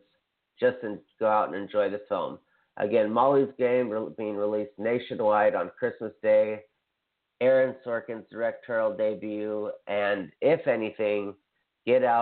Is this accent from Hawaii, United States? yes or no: yes; Hawaii, United States; I'm from Hawaii